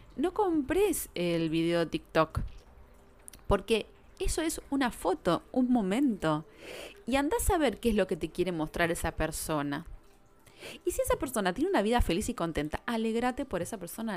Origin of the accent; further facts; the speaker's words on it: Buenos Aires, Argentina; Nosotros somos de Buenos Aires